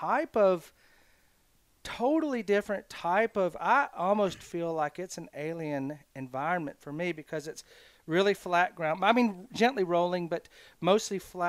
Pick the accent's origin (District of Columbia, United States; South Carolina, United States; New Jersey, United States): South Carolina, United States; now in Alabama, United States; I grew up in South Carolina